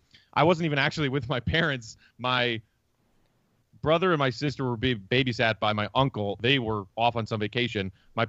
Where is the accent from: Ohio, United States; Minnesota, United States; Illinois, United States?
Illinois, United States; Glen Ellyn; So I grew up in Glen Ellyn, which is a suburb out in the northwest suburbs area, and there since I was three.